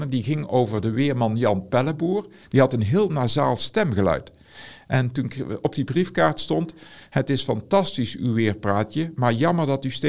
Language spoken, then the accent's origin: Dutch; Aarle-Rixtel, North Brabant, Netherlands; Ik kom zelf uit Aalriksel. Die hadden allemaal een brommer. En ik was de enige zonder brommer. Ik kom uit een zwaar ongemotoriseerd gezin.